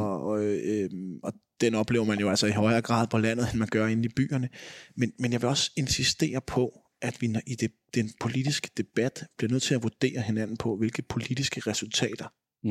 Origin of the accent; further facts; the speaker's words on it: edge of Vestegnen, Capital Region of Denmark, Denmark; now in Greve, Denmark; min dialekt nok afslører, at jeg voksede op på kanten af Vestegn